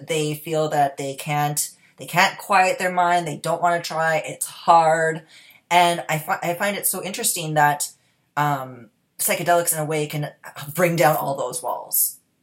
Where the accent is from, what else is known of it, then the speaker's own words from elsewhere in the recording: Canada; being that I am from Canada myself